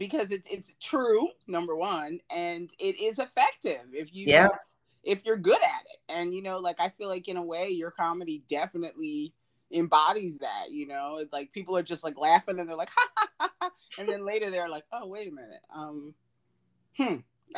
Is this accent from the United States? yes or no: yes; United States